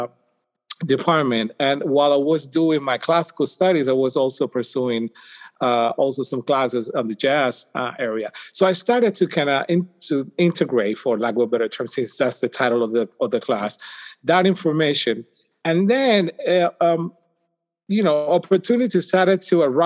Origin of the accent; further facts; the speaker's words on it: Puerto Rico; moved away as an adult; now in United States; I'm from Puerto Rico